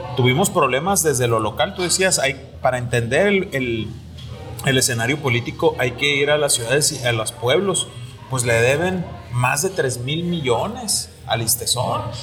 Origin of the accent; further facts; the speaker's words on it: Mexico; como tantos mexicanos